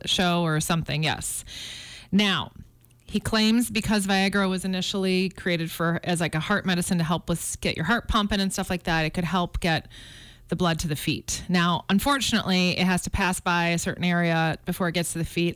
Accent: Chicago, Illinois, United States; also born or lived in Flagstaff, Arizona; now in Montana, United States; I grew up in Chicago

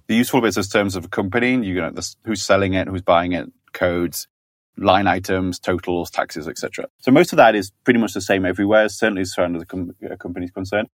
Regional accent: Yorkshire and the Humber, United Kingdom; I'm from Yorkshire

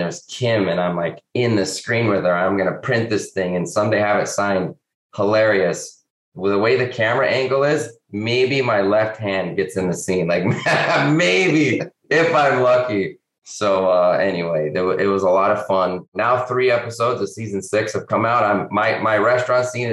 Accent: Albuquerque, New Mexico, United States; moved away; But look, I grew up in Albuquerque, or just outside of Albuquerque, a little suburb.

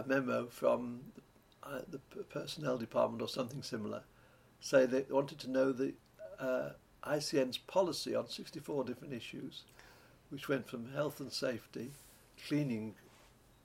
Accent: Lancashire, North West England, United Kingdom; I come from Lancashire, a county that you may have heard of. And this is surrounded by little mountains, the Peak District, the Lake District, North Wales

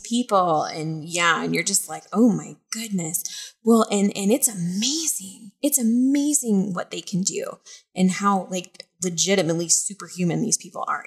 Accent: Montana, United States; moved away as an adult; now in East Coast, United States; I'm from Montana though. Like this is springtime weather

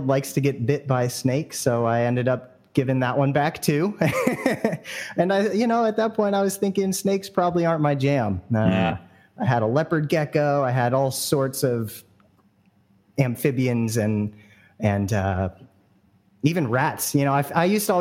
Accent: San Francisco Bay Area, California, United States; I grew up in the Bay Area here, San Francisco Bay Area

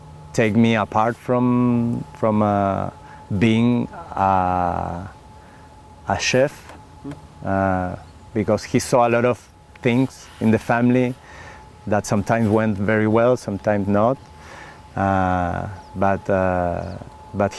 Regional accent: Valdivia, Los Ríos, Chile; English is a second language; moved away as an adult; also born or lived in France; now in Oregon, United States; I was born in Patagonia, in Chile, like 500 miles south of Santiago

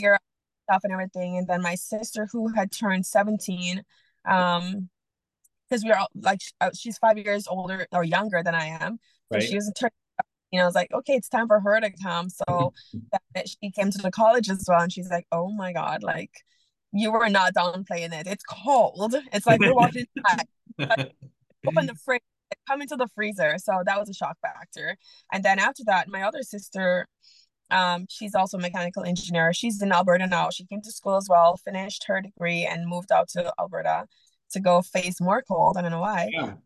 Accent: Jamaica; moved away as an adult; also born or lived in Okanagan, Canada; now in Canada; I was born and raised in Jamaica.

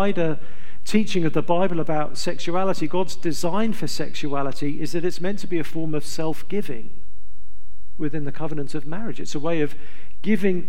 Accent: England, United Kingdom; I'm from England

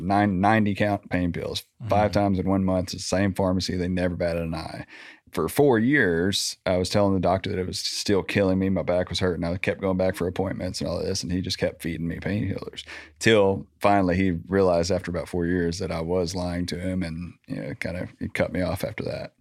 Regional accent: Little Rock, Arkansas, United States; I grew up in Southwest Little Rock, Landmark

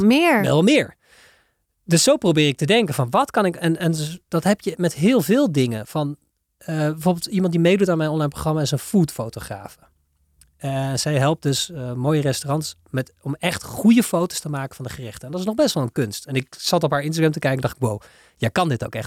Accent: Netherlands; Wij zijn als Hollanders

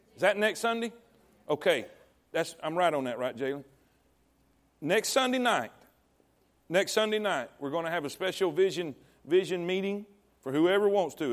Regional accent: Coleman, Texas, United States; this is my hometown. This is Coleman

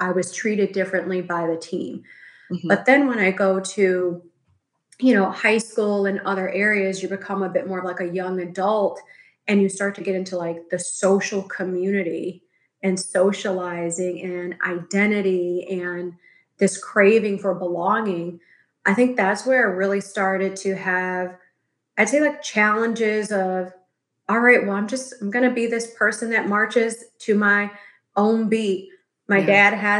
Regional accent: Chicago, Illinois, United States; now in Los Angeles, United States; I'm currently residing in LA, but I grew up in Chicago

